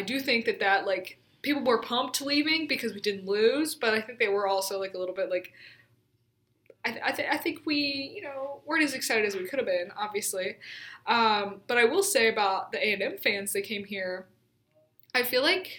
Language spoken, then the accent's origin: English; Memphis, Tennessee, United States; now in Tuscaloosa, United States; I'm from Memphis, Tennessee